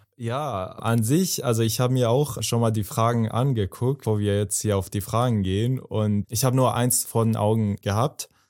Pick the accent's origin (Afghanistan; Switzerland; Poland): Afghanistan; German is a second language; now in Germany; ich komme aus Afghanistan, aus Afghanistan